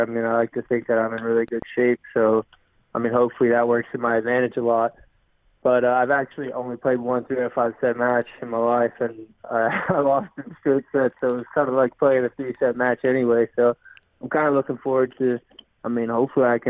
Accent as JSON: {"language": "English", "region": "North Carolina", "country": "United States", "tie": "born or raised there", "also_born_or_lived": "New Jersey", "said": "I grew up, well, I was born in New Jersey, moved to North Carolina when I was like 6 months old, and lived there pretty much my whole childhood. I would say I'm a North Carolina guy, like being a Southern boy"}